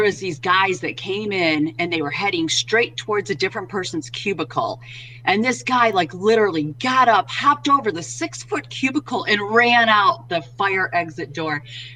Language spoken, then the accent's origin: English; Detroit, Michigan, United States; moved away as an adult; I made my way back up to my hometown of Detroit